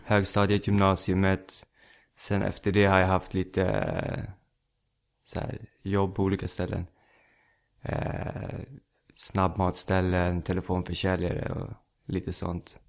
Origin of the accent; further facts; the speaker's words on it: Stockholm, Stockholm County, Sweden; accent: Rinkeby Swedish; jag är uppväxt i Rinkeby. Mm. I Stockholm.